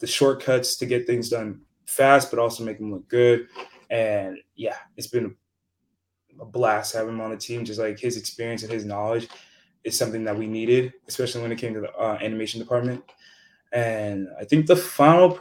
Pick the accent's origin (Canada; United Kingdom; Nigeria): Nigeria; now in United States; I'm Nigerian too